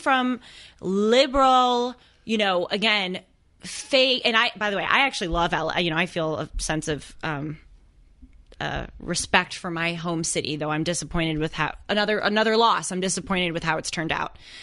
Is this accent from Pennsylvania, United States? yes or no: no; Los Angeles, California, United States; I'm from Los Angeles. Big city, impersonal.